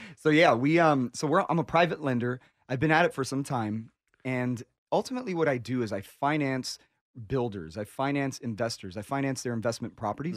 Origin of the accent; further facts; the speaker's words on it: Miami, Florida, United States; I'm from Miami